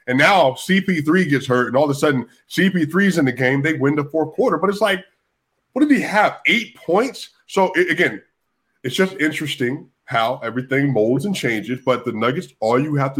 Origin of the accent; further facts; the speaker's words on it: Denver, Colorado, United States; I'm from Park Hill, Denver, Colorado. You know, we had a lot of Mexicans in the community when I was growing up